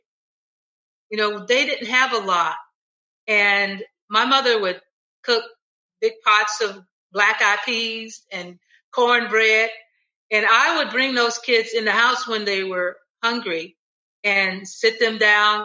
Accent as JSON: {"language": "English", "town": "Cleveland", "region": "Ohio", "country": "United States", "tie": "born or raised there", "said": "I had never been out of Cleveland"}